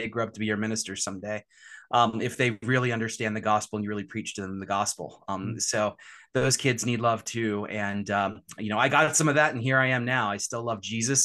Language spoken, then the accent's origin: English; Richmond, Virginia, United States; moved away as an adult; now in Ligonier, United States; I grew up in Richmond, Virginia.